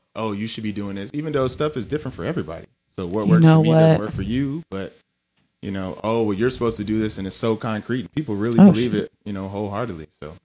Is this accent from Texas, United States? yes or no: yes; Texas, United States; moved away; I'm from Texas originally.